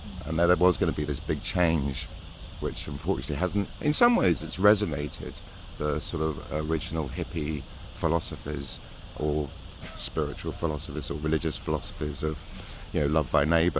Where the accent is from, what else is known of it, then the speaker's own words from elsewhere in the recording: Cheltenham, South West England, United Kingdom; moved away as an adult; also born or lived in London; my hometown, Cheltenham